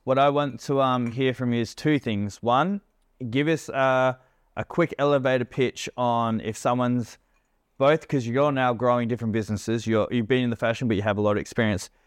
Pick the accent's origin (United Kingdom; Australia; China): Australia; Perth, Western Australia; moved away as an adult; now in Bali, Indonesia; both growing up in Perth